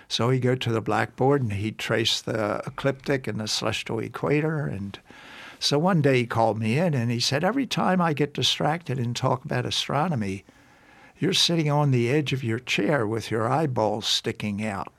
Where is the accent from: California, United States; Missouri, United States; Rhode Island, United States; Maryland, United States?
Maryland, United States; Baltimore; grew up in Baltimore, Maryland